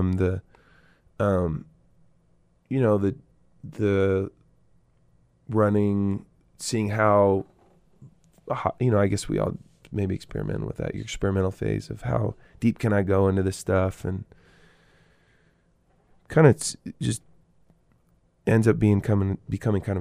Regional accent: Eugene, Oregon, United States; moved away as an adult; also born or lived in Chico, California; I grew up in Eugene, Oregon to these hippie parents

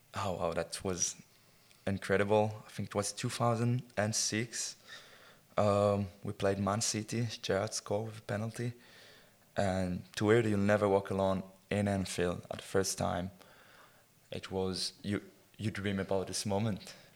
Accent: Israel; I, I grew up in Israel in, uh, in the countryside in um, kind of village that's called a kibbutz.

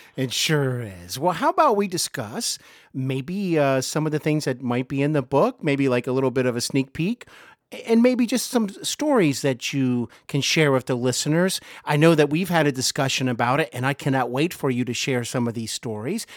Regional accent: Cincinnati, Ohio, United States; also born or lived in Hollywood; I host Hollywood and Beyond podcast here in my hometown of Cincinnati

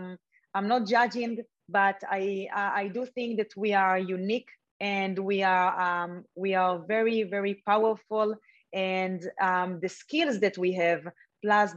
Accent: Israel; I grew up in Israel

